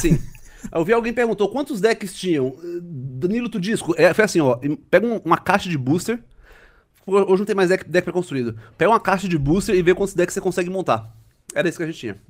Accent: Recife, Pernambuco, Brazil; Em Recife, eu sou recifense

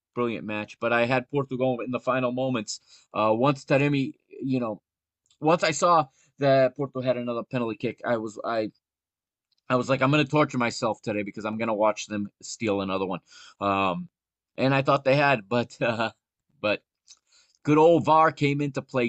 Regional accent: United States; I grew up here in the United States watching football

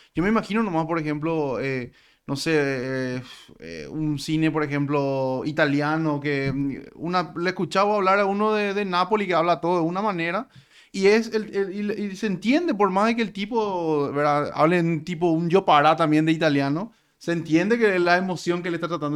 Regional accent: Paraguay; Como, como paraguayos

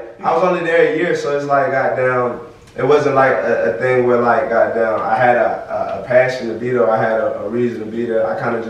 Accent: Ellenwood, Georgia, United States; I grew up in Ellenwood.

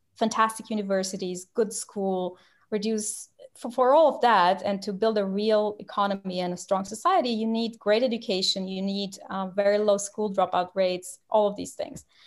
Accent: Romania; English is a second language; moved away as an adult; now in London, United Kingdom; I'm from Romania

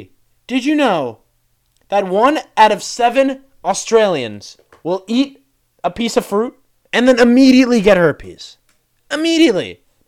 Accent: Ohio, United States; I'm from Ohio. I fucking hate strawberries. You think because I'm from Ohio I like strawberries?

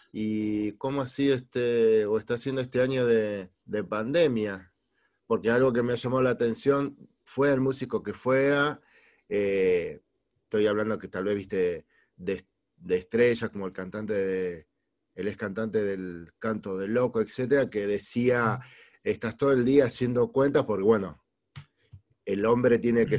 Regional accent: Argentina; also born or lived in Spain; Argentina es una de mis tierras

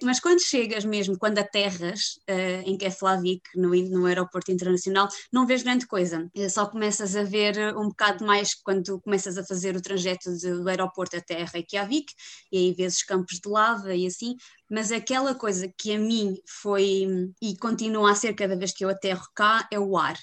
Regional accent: Viseu, Centro, Portugal; moved away as an adult; now in Iceland; sou de Viseu, vivo na Islândia há dois anos

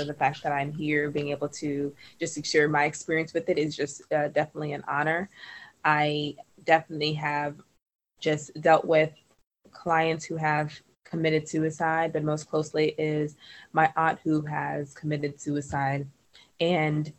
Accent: Trinidad & Tobago; now in United States; We're from Trinidad and Tobago

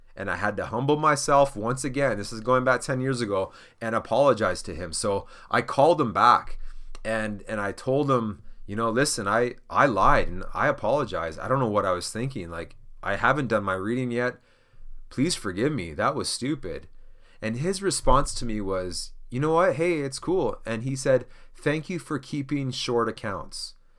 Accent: Canada; I'm Canadian

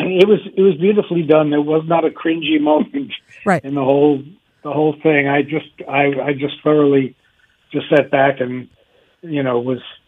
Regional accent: New York City, New York, United States; moved away as an adult; now in Woodstock, United States; I grew up in the Bronx, as did Jane, my wife.

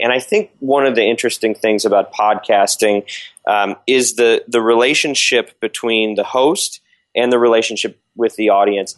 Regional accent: Michigan, United States; now in Los Angeles, United States; I live in Southern California. I'm from Michigan originally. Um, Oxford Road is the street uh, I was born on.

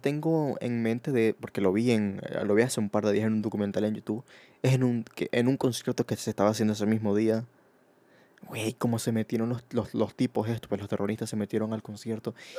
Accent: Venezuela; now in Spain; yo, que vengo de Venezuela

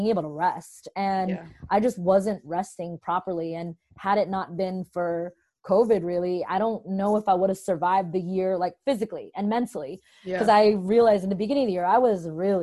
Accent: New Jersey, United States; also born or lived in Brooklyn, New York; I was born in Brooklyn and raised mostly in New Jersey

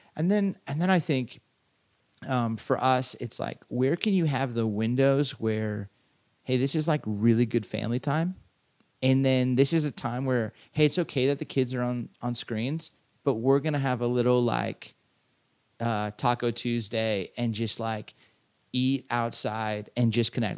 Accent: Southern California, United States; I grew up in Southern California

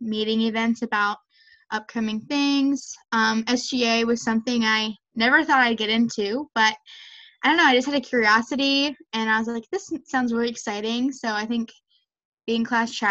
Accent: Maryland, United States; I'm from Maryland

